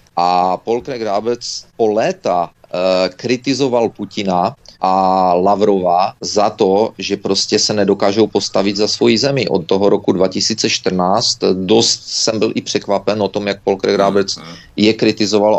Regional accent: Czechia; moved away; also born or lived in Canada

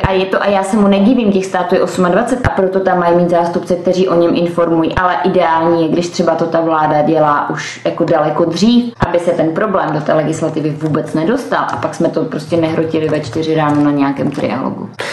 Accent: Czechia

